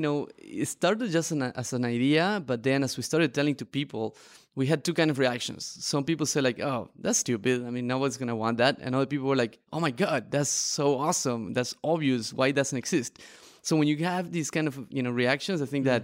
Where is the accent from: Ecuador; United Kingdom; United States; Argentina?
Argentina; moved away as an adult; also born or lived in Barcelona; I am a traveler and an entrepreneur, originally from Argentina